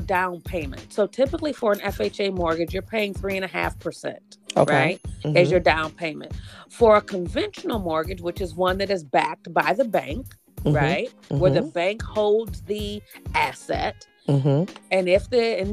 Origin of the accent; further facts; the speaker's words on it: Pontiac, Michigan, United States; now in Detroit, United States; I'm not originally from the city. I'm from Pontiac